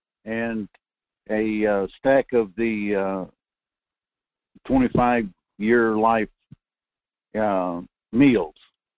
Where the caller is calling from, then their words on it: Fairbanks, Alaska, United States; Good morning, Michael. This is … in North Coast Fairbanks area.